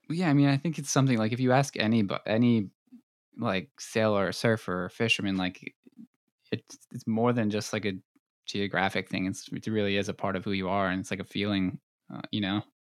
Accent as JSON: {"language": "English", "area": "Long Island", "region": "New York", "country": "United States", "tie": "born or raised there", "said": "I was born and raised on Long Island"}